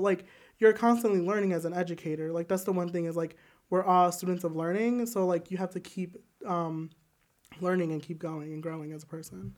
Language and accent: English; Joliet, Illinois, United States; I am from Joliet, Illinois